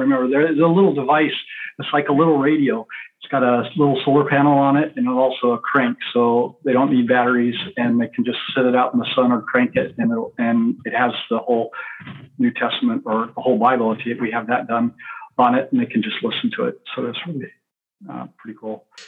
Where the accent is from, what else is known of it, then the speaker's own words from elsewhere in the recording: Central Oregon, United States; I grew up in Central Oregon, a big part of my life in Central Oregon